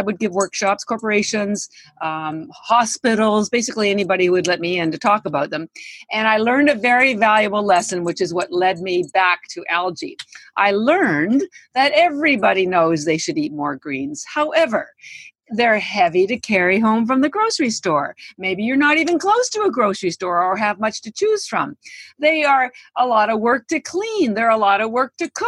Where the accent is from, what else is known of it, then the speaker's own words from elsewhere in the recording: Canada; now in United States; I am Canadian, but I've lived in the United States for 33 years